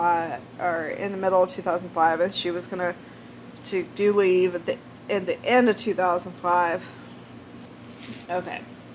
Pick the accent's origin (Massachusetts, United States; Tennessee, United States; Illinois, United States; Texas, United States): Illinois, United States; East St. Louis; Okay, I'm from St. Louis on the Illinois side.